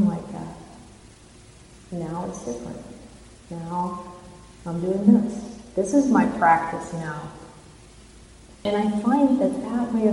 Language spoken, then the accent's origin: English; Indiana, United States; now in Mountain View, United States; the same state I grew up in Indiana.